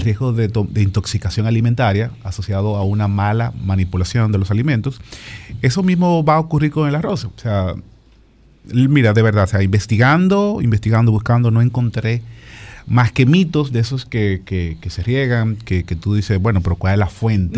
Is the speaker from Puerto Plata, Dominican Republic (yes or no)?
yes; Sosúa, Puerto Plata, Dominican Republic; moved away; yo soy de Sosúa, Puerto y hablo con mi mamá siempre